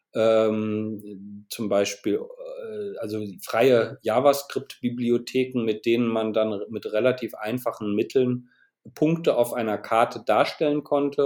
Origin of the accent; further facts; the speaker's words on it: Bremen, Germany; moved away as an adult; now in Aachen, Germany; Ich komme aus Bremen, wohne aber seit einigen Jahren in Aachen, wo ich Architektur studiert habe